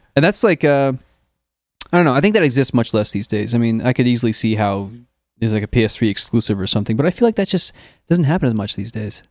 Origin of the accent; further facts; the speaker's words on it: Illinois, United States; now in California, United States; growing up in Illinois, where it does get deep freezing cold